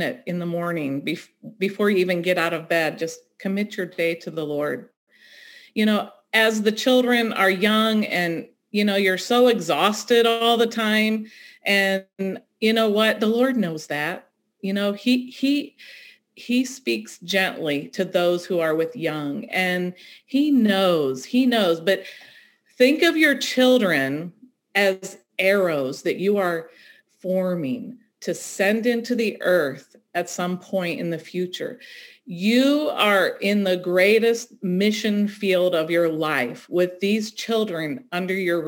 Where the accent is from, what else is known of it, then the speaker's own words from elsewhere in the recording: Ohio, United States; moved away as an adult; now in North Carolina, United States; I grew up in Ohio